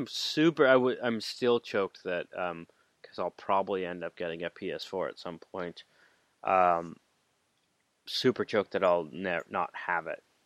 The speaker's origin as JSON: {"language": "English", "country": "Canada", "said": "I am Canadian"}